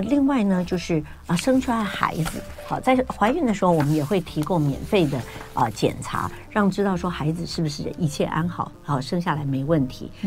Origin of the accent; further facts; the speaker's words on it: Taiwan; 我们台湾这边